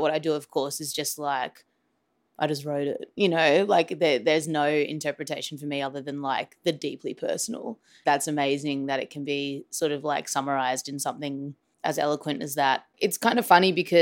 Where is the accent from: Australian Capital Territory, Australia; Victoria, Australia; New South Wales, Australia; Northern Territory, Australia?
Victoria, Australia; Melbourne; I'm an artist from Melbourne, Australia